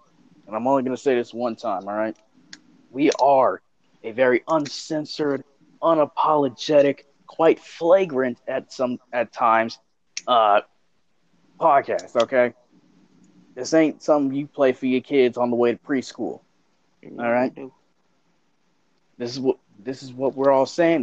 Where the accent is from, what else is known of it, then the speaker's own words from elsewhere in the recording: South Carolina, United States; now in Florida, United States; I'm just a biracial dude from South Carolina who unfortunately lives in the great state of Florida